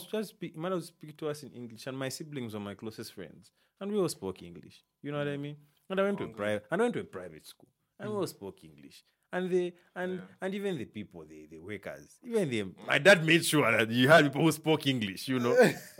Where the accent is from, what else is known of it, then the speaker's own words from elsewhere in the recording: Copperbelt Province, Zambia; also born or lived in Muchinga / Mansa; I grew up in Riverside, and like the way we grew up, I guess young family, you know, you could just go out and talk to the kids and whatever. Mm-hmm. And I grew up speaking Bemba, you know. Mm-hmm. Well, that's not my native tongue, you know. I'm from like Muchinga, Isoka, Nyika, Nyika is the language we.